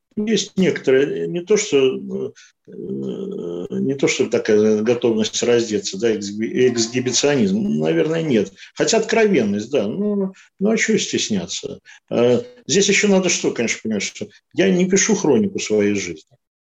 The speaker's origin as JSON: {"language": "Russian", "region": "Saint Petersburg", "country": "Russia", "tie": "born or raised there", "said": "Я родился и жил всю жизнь в Ленинграде"}